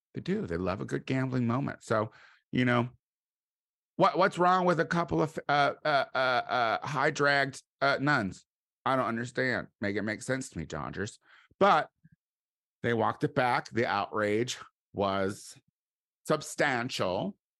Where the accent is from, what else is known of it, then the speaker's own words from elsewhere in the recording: Midwest, United States; I'm from the Midwest